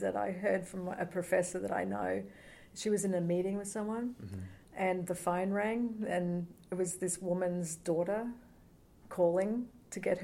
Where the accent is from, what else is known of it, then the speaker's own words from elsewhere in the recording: Australia; now in United States; I'm an Australian too